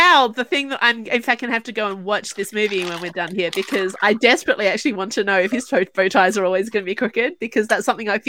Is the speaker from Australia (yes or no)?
yes; Australia; As an Australian